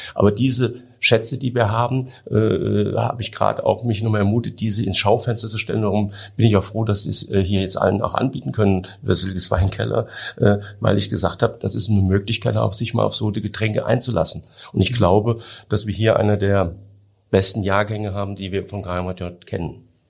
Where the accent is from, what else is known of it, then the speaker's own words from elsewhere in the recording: Hunsrück, Rhineland-Palatinate, Germany; ich komme aus dem Hunsrück